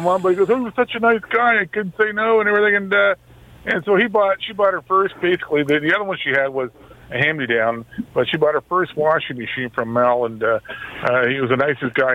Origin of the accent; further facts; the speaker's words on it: Toronto, Ontario, Canada; now in Pefferlaw, Canada; I grew up in Little Italy there between uh, college and I guess it's still called Dundas, Manning there